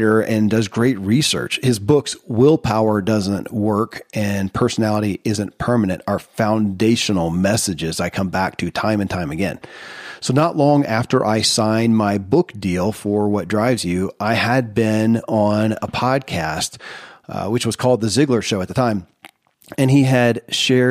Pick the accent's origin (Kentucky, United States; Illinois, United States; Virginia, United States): Kentucky, United States; born or raised there